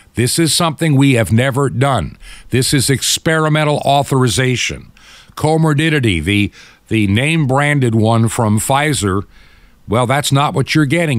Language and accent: English; United States; I'm enough in my Americanism, being an American